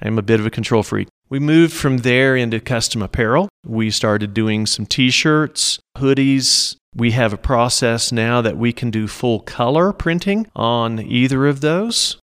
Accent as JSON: {"language": "English", "town": "Norman", "region": "Oklahoma", "country": "United States", "tie": "born or raised there", "moved": "as an adult", "lives_now": "San Luis Valley, United States", "said": "I was born and raised in Norman, Oklahoma, which is just south of Oklahoma City"}